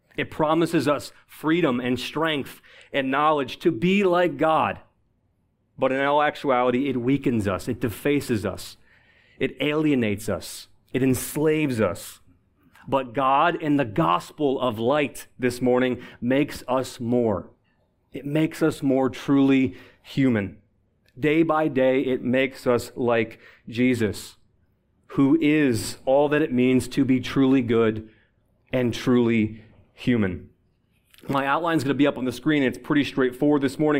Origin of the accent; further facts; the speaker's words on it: Buffalo, New York, United States; now in Washington, D.C., United States; I'm originally from Buffalo, New York.